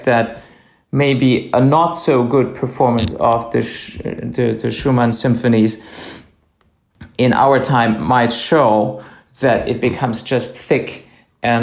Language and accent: English; Speyer, Rhineland-Palatinate, Germany; I was born and I grew up in a town called Speyer, and this is right at the river Rhine.